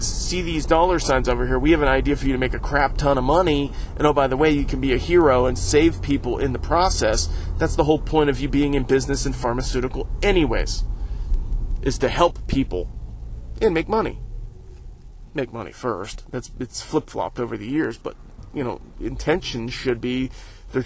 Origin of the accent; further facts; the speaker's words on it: Northeast Ohio, United States; I went to the parade in my hometown